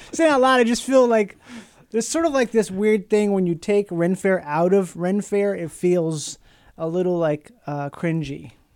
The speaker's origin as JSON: {"language": "English", "region": "Minnesota", "country": "United States", "tie": "born or raised there", "said": "where I grew up in Minnesota"}